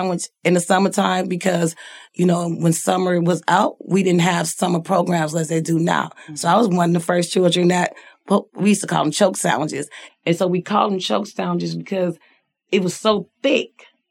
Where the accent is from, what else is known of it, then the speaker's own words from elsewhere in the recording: Chicago, Illinois, United States; now in Minneapolis, United States; I am from Chicago, Illinois. Okay. I was born and raised predominantly in South Side of Chicago